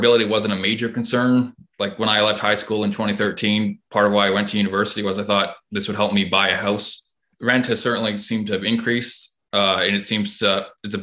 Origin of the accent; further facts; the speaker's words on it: Hamilton, Ontario, Canada; I'm from Hamilton, Ontario, and I'm 27